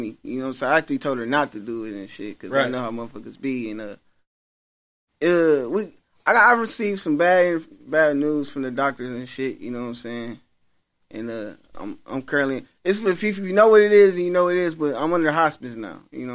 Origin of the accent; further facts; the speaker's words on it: Milwaukee, Wisconsin, United States; I originally grew up on the east side of Milwaukee